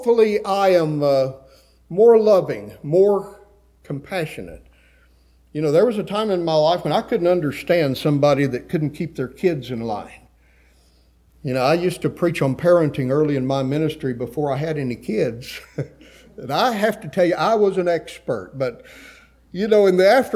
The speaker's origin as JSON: {"language": "English", "region": "West Texas", "country": "United States", "tie": "born or raised there", "said": "I grew up in West Texas"}